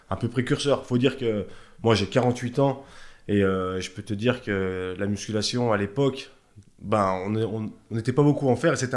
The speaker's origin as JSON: {"language": "French", "town": "Thonon-les-Bains", "region": "Auvergne-Rhône-Alpes", "country": "France", "said": "Ouais, moi je suis né à Tonon, je suis un chablaisien"}